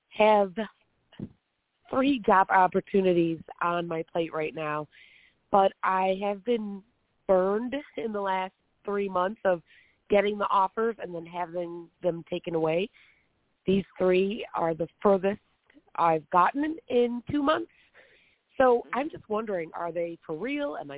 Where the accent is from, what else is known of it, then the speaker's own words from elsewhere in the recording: Illinois, United States; I'm from Illinois.